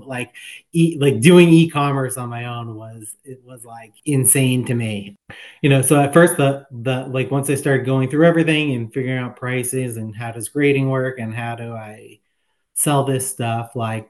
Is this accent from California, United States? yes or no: no; Boston, Massachusetts, United States; I grew up in Boston